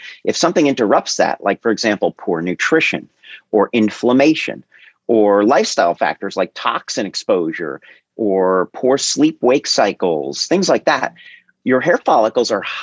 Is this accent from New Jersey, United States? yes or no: yes; New Jersey, United States; moved away as an adult; also born or lived in California / New York / Long Island; I was born and raised in Jersey, college in California, medical school in New York